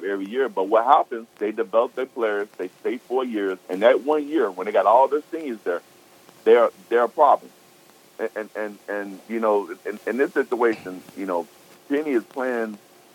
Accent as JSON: {"language": "English", "town": "Memphis", "region": "Tennessee", "country": "United States", "said": "I'm from Memphis"}